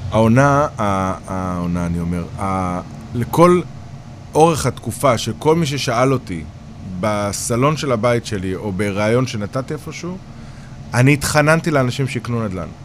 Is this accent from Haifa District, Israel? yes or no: yes; Kiryat Yam, Haifa District, Israel; moved away; ובגלל שגדלתי בקריות, ואשתי חיפאית